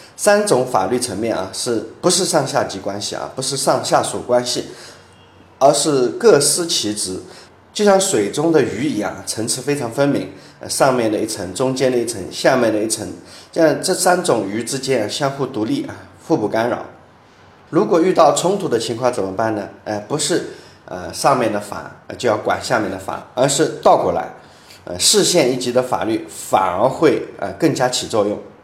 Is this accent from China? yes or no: yes; rural Shanghai, China; 我是七四年的，现在应该是四十三、四十四岁吧。啊，我小时候是在上海的农村长大的